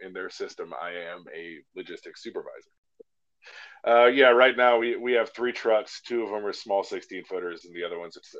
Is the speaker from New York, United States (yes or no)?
no; Alaska, United States; moved away as an adult; growing up in Alaska